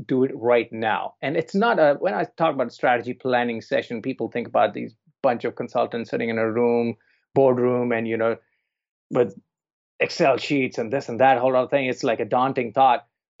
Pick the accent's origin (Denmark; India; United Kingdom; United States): India; also born or lived in New Zealand / Toronto; now in Vancouver, Canada; I'm originally from India, grew up there, and then I'm lived in New Zealand for many years. And then I've lived in Toronto, and I'm in Vancouver now.